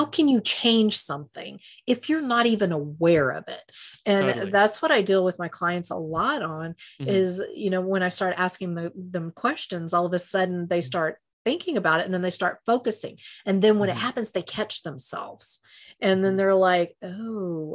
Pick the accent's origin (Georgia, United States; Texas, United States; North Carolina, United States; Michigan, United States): Texas, United States; I'm a Texan